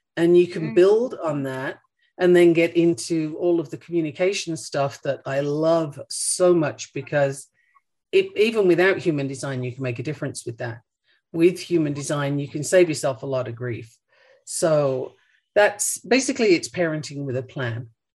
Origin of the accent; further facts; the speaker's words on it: Australia; moved away; also born or lived in United Kingdom; I mean, I'm originally from the UK, and if I go there, people look at me and ask me where I'm from. I grew up in Australia.